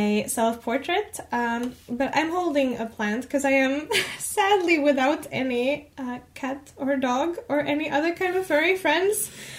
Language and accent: English; Finland; I'm from Finland and I also live in the Helsinki area.